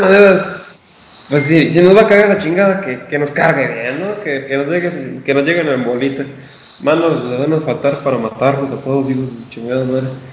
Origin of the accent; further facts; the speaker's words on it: northern Mexico, Mexico; tú y yo somos norteños